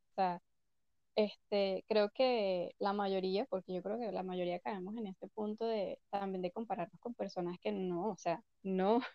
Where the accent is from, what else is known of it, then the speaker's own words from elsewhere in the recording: Venezuela; moved away; desde que me, me fui de Venezuela. Imagínate, vivido en dos países, este, me he mudado mil veces